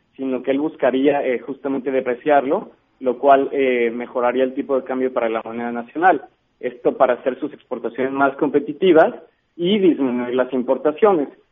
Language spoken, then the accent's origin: Spanish; Mexico; para nosotros como, como mexicanos